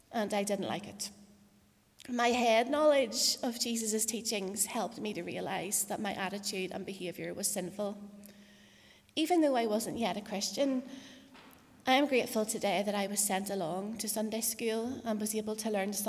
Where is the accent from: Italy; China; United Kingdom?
United Kingdom; Portadown, Northern Ireland; also born or lived in Paris, France; I was born in Craigavon Area Hospital in 1984, and I grew up in Portadown.